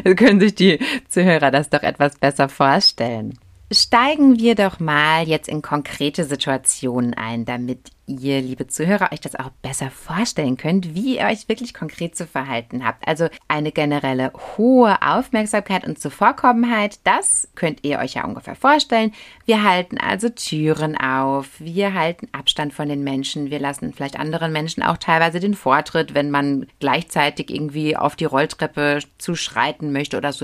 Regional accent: Germany; bei uns in Deutschland

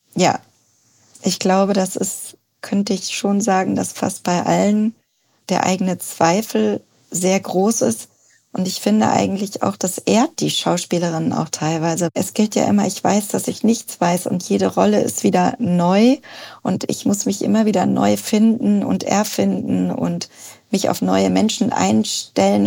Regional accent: North Rhine-Westphalia, Germany; moved away as an adult; also born or lived in Cologne / London / South Africa; now in Berlin, Germany; Ich bin in NRW aufgewachsen

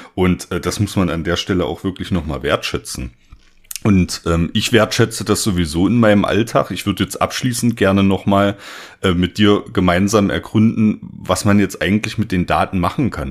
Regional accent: Saxony-Anhalt, Germany; ich komme äh, aus Sachsen-Anhalt

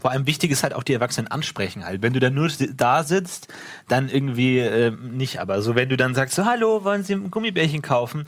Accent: a lake in the Munich area, Bavaria, Germany; wo ich aufgewachsen bin

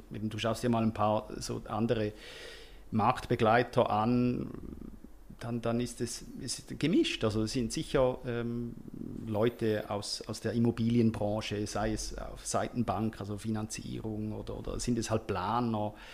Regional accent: Switzerland; Also es ist sehr viel äh, am, am Laufen bei uns in der Schweiz, eben überdurchschnittlich.

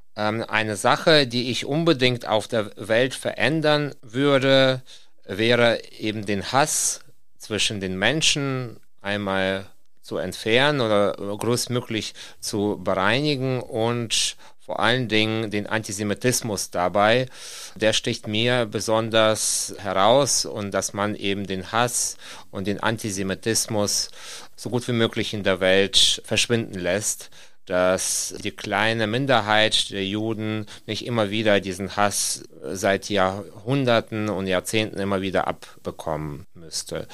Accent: Kyiv, Ukraine; German is a second language; now in Osnabrück, Germany; Ursprünglich komme ich aus der Stadt Kiew

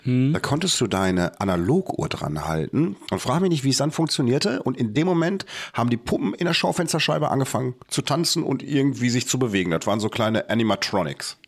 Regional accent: Bochum, North Rhine-Westphalia, Germany; hier bei uns in Bochum

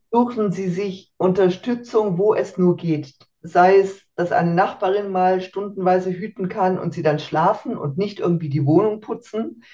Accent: Germany; moved away as an adult; now in Switzerland; in Deutschland aufgewachsen, äh, geboren und aufgewachsen

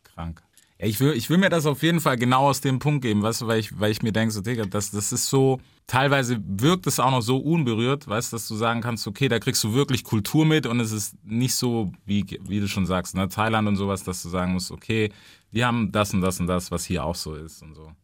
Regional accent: the American South, United States; now in Germany; ich komme aus dem Süden, weißt du so, also auch aus Amerika und aus dem Süden

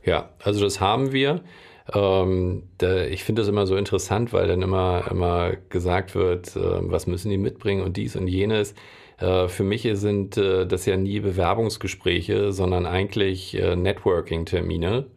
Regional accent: Hamburg, Germany; ich bin Hamburger, ich liebe Hamburg

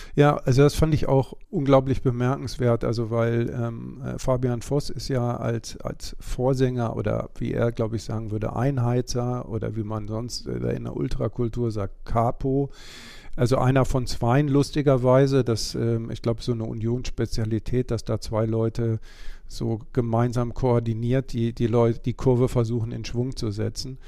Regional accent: West Germany, Germany; ich bin selber kein Ossi, sondern Wessi

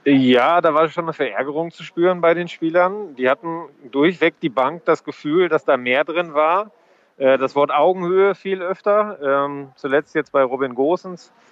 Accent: Ruhr area, North Rhine-Westphalia, Germany; Ich komme ja auch aus dem Ruhrgebiet

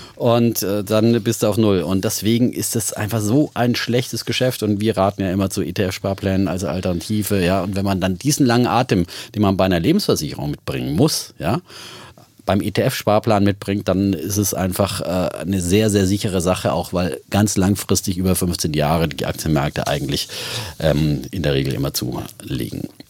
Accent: Bavaria, Germany; ich komme ja aus Bayern

